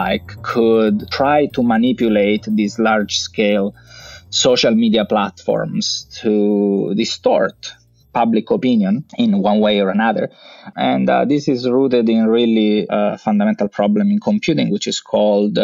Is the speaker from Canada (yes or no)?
no; Messina, Sicily, Italy; moved away as an adult; also born or lived in Vienna, Austria / London, United Kingdom; I grew up in Sicily. I studied in the university of my hometown. There was a nice group of computer scientists at the University of Messina